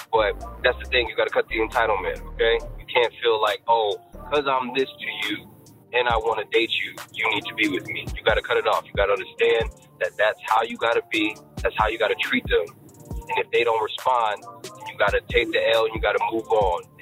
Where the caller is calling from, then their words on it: Chicago, Illinois, United States; I'm calling from Chicago.